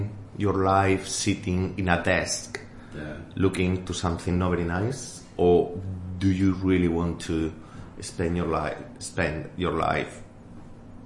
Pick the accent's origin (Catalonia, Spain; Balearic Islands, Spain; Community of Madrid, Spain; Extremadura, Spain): Extremadura, Spain; first language Spanish; English is a second language; moved away as an adult; now in London, United Kingdom; I grew up in Extremadura